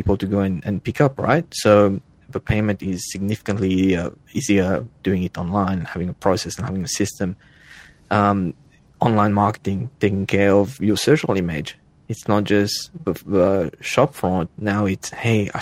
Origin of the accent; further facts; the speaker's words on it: Mauritius; moved away as an adult; also born or lived in Australia; now in Northern California, United States; I was born in Africa, on an island off the coast of Africa, to be more precise